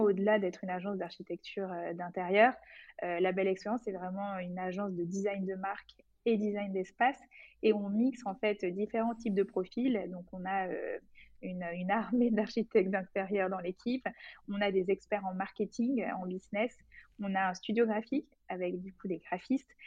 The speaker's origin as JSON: {"language": "French", "town": "Bordeaux", "region": "Nouvelle-Aquitaine", "country": "France", "also_born_or_lived": "Paris", "moved": "yes", "said": "je viens de Bordeaux"}